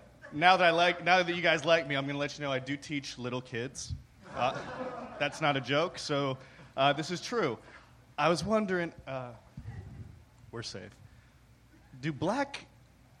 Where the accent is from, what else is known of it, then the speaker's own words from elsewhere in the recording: Pittsburgh, Pennsylvania, United States; I'm from Pittsburgh